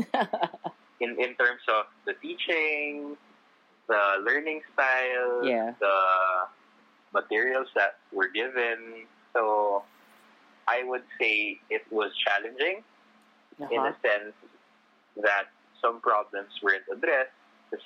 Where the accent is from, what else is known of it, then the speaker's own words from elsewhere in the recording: Makati, Metro Manila, Philippines; Manila residents like me, I came from Metro Manila. I live in Makati.